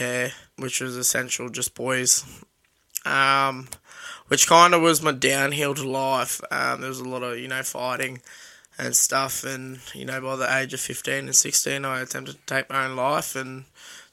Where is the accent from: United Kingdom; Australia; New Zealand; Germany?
Australia; Sunshine Coast, Queensland; moved away as an adult; also born or lived in Alpha / Rockhampton; where I grew up on the Sunshine Coast